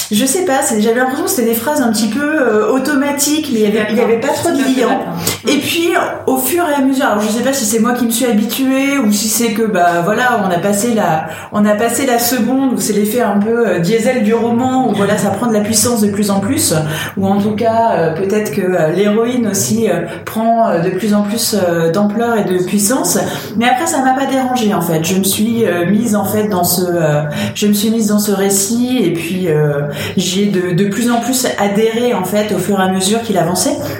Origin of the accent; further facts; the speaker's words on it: Lorraine, Vosges side, Grand Est, France; en Lorraine, région dont je suis originaire, mais côté des Vosges